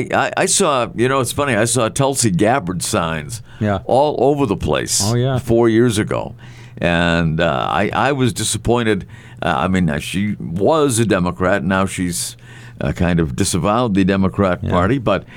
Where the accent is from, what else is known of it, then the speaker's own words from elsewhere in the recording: Melrose, Massachusetts, United States; also born or lived in Salem, Massachusetts; now in New Hampshire, United States; And, I'm from Melrose.